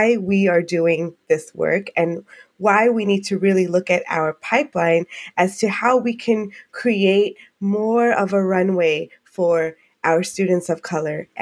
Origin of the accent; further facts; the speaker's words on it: United States; I am Asian Indian American